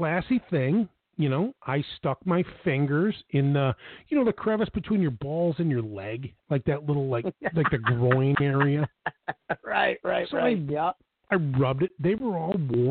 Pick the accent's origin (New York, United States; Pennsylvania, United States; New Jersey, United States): New York, United States; Buffalo; I'm born and raised in Buffalo, New York